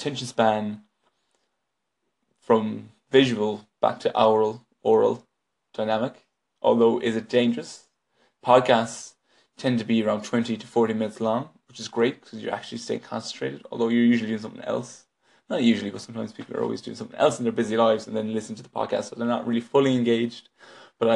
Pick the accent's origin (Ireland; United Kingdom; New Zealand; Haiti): Ireland; west of Ireland; now in Dublin, Ireland; I'm just an Irish man living in Dublin, but from the west of Ireland originally